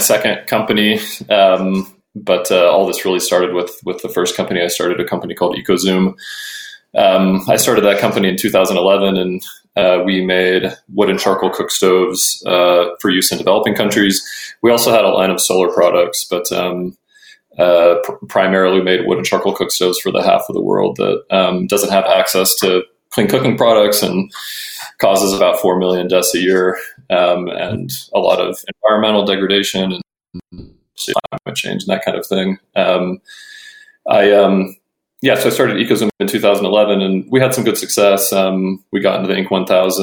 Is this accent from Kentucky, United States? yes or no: no; Portland, Oregon, United States; moved away as an adult; also born or lived in Nairobi, Kenya; I moved back to Portland, Oregon, where I'm from originally